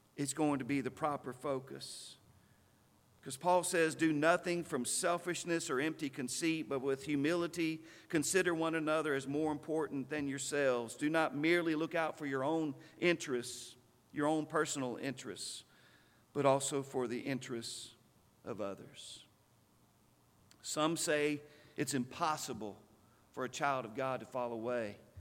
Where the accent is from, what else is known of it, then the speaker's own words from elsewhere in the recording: Stanton, Texas, United States; When I was a boy growing up in Stanton, Texas, we lived in the preacher's house